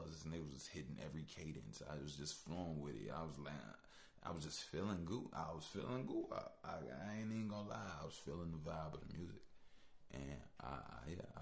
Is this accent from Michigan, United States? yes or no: no; Chicago, Illinois, United States; I'm from Chicago, obviously.